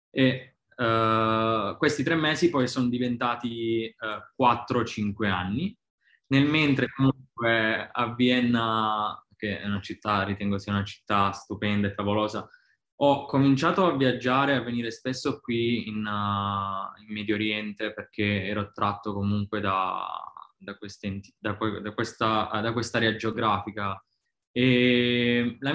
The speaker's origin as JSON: {"language": "Italian", "town": "Pisticci", "region": "Basilicata", "country": "Italy", "moved": "yes", "lives_now": "Dubai, United Arab Emirates", "said": "sono di Pisticci, un piccolo paese in provincia di Matera"}